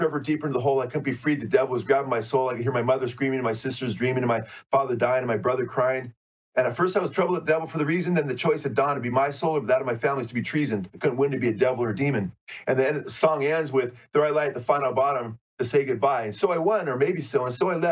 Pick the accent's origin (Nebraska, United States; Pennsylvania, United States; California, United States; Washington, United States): California, United States; Southern; I'm from Southern California, born and raised here